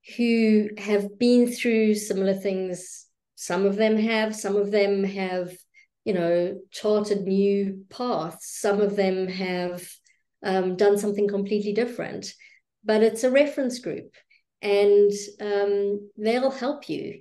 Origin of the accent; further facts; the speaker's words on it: South Africa; I am South African by birth